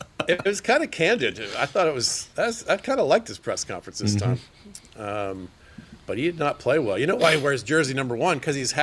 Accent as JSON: {"language": "English", "region": "Georgia", "country": "United States", "said": "I'm from Georgia. We're playing Alabama. I got an anti-Alabama streak going on."}